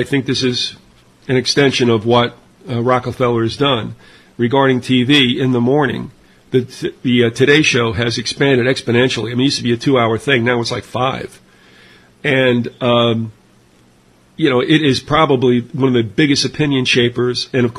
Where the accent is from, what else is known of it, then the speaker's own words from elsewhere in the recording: New York, United States; well, you know, I remember, again, growing up in New York, we had the three networks, NBC, ABC, CBS